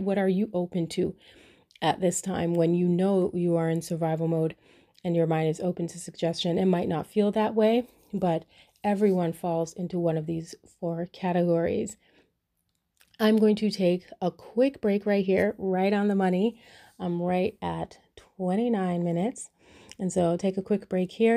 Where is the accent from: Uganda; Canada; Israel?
Canada; first language English; I was born in Canada and I speak English as a first language.